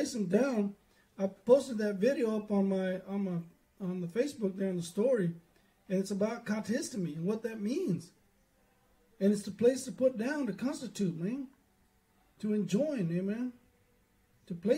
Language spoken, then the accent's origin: English; Dillon, Texas, United States; we grew up over there in Dillon